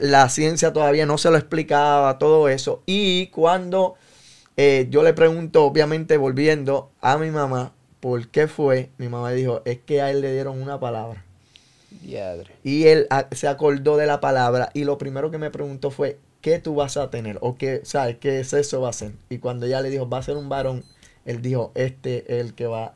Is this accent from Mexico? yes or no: no; San Juan, Puerto Rico; Yo nací en el pueblo de Río Piedras, Puerto Rico. Eh, me crié con mi abuela en el barrio San José, allí cerca de Manuela Pérez en eh, Río Piedra, Santurce.